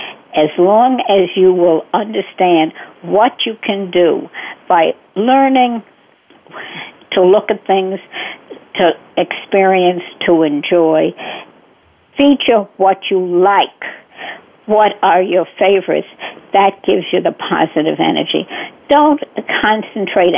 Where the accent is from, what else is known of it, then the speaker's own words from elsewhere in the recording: New York City, New York, United States; also born or lived in Bronx, New York; I was born in the Bronx, and until I guess third or fourth or fifth grade, did I move to Brooklyn, and I've been in Brooklyn ever since.